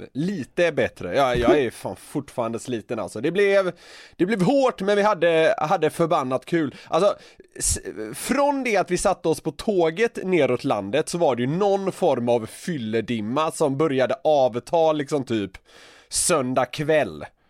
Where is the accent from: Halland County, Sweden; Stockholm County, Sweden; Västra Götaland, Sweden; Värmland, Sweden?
Västra Götaland, Sweden; Gothenburg; jag är ju från Göteborg